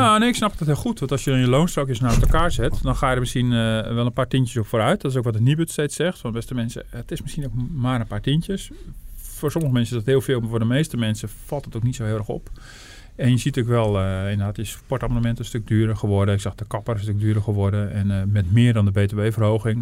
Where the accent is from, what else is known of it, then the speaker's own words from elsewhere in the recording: Netherlands; we als, als Hollanders